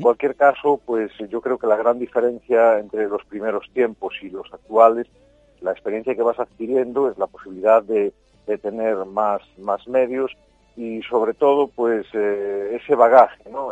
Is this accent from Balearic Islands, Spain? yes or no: no; Galicia, Spain; cómo somos los gallegos